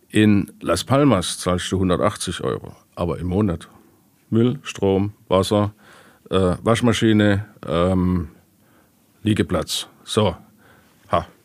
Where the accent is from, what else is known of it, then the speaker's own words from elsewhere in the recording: Karlsruhe, Baden-Württemberg, Germany; ich bin Badener, ich komme aus Karlsruhe.